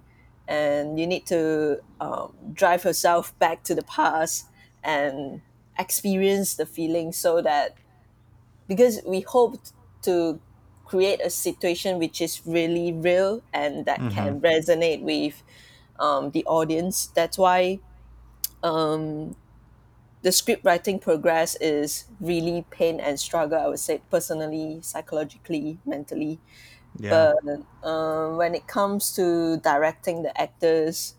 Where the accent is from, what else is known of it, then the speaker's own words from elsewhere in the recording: Malaysia; I'm from Malaysia